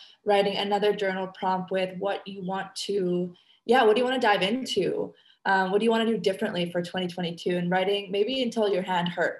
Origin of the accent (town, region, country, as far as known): Canada; now in Indonesia